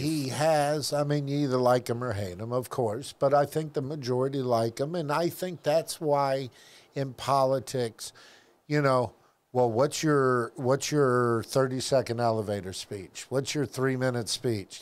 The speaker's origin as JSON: {"language": "English", "town": "Tampa", "region": "Florida", "country": "United States", "tie": "born or raised there", "said": "I grew up in South Tampa"}